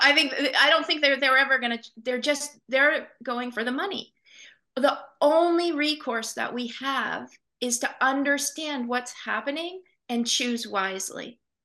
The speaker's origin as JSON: {"language": "English", "town": "Portland", "region": "Maine", "country": "United States", "tie": "born or raised there", "said": "I was born and raised here in Portland, um, and I still live in southern Maine"}